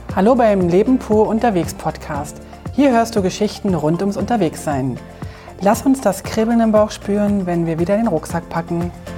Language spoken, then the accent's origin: German; Bern, Switzerland; dann bin ich schon in meinem Heimatkanton